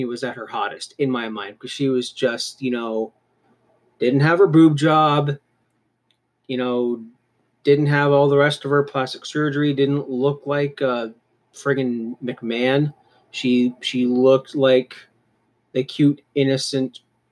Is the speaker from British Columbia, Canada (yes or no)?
no; Cannington, Ontario, Canada; I was from Cannington.